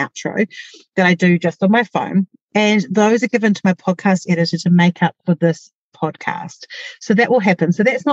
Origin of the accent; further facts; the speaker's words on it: New Zealand; accent: Kiwi; my Kiwi accent